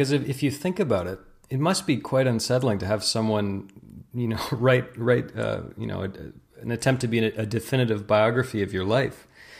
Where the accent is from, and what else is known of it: Canada